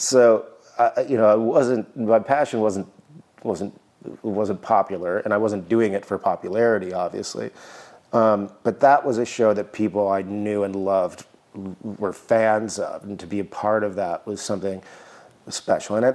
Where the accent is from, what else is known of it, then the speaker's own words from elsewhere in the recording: Midwest, United States; moved away; growing up in the Midwest